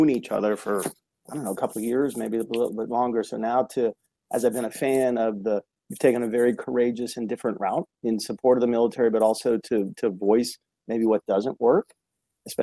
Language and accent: English; United States; also born or lived in Chicago; I was born in Chicago, but that was a short period of time, and then grew up on the East Coast outside of Washington, D.C.